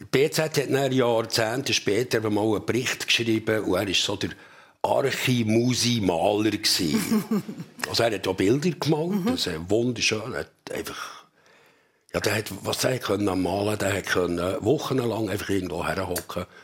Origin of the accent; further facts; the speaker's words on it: Bümplitz, Bern, Switzerland; ich muss sagen, ich bin nicht in der Stadt Bern, ich bin in Bümplitz aufgewachsen, mhm. also im Westen von Bern.